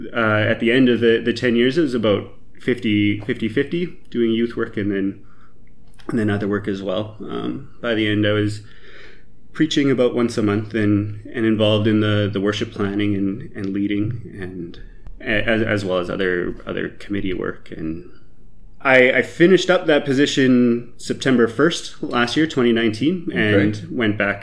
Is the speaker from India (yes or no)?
no; Canada; So background, I grew up in the Evangelical Mennonite Conference, which is a small group of Mennonite churches in Canada.